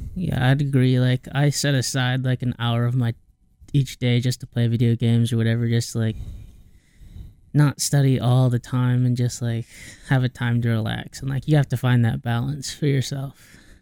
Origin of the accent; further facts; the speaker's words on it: Cedar Rapids, Iowa, United States; I'm born from a small city in Iowa called Cedar Rapids.